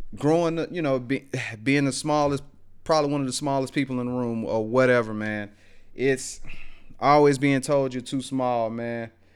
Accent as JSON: {"language": "English", "town": "Greensboro", "region": "Alabama", "country": "United States", "tie": "born or raised there", "said": "growing up in West Alabama, out there in Greensboro, man, one of them small towns where everybody know everybody."}